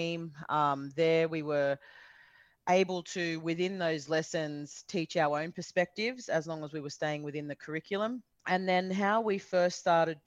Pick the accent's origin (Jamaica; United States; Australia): Australia; Sydney, New South Wales; also born or lived in Coonamble, New South Wales; I was born on Gadigal country in Sydney, and from about the age of 5 years, I grew up between Sydney and a town called Canamble in Western New South Wales